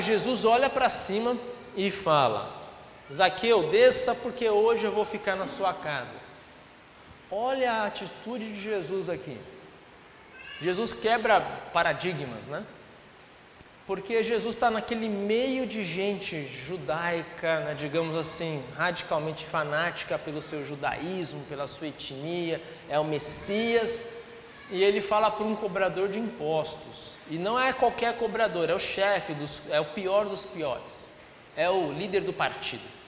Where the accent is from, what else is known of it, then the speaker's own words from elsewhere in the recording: Brazil; eu sou brasileiro